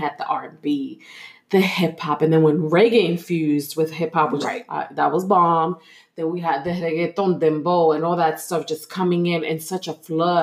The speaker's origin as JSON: {"language": "English", "town": "New York City", "region": "New York", "country": "United States", "tie": "born or raised there", "moved": "yes", "lives_now": "Houston, United States", "said": "we grew up in Brooklyn"}